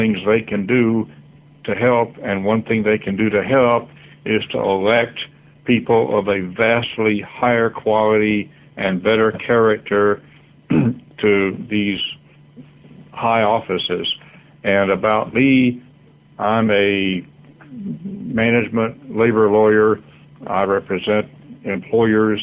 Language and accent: English; Florida, United States; my home state, Florida, where I was born